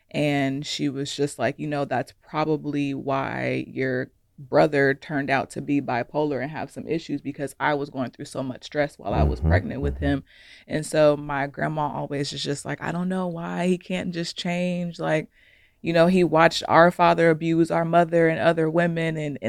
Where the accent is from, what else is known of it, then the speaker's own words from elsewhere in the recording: Ohio, United States; And then just growing up, my fellow Ohioan, growing up in Ohio, when I go back home, it's just not many resources at all.